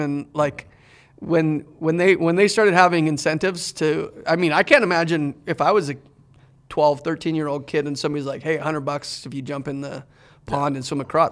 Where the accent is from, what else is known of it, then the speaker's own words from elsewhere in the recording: Canada; moved away; growing up in Canada